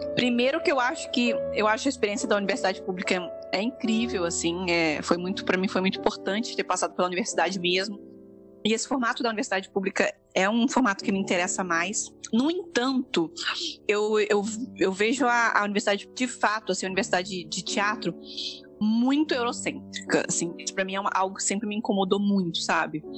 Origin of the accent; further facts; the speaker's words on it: interior of São Paulo, Brazil; also born or lived in Minas Gerais; eu sou mineira, mas cresci no interior de São Paulo